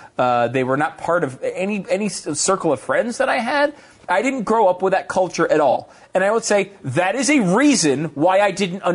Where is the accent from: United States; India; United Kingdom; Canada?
United States; Connecticut; I grew up in Connecticut. Okay, nobody had any guns there. I didn't know. I mean, again, at least in my circles, and I did not live in a city, but I lived in rural Connecticut, not in a farming community, but like a suburban town.